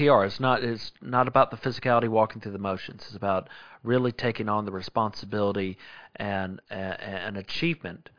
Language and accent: English; Sumter, South Carolina, United States; also born or lived in Fulton, Missouri; I'm from Sumter, South Carolina.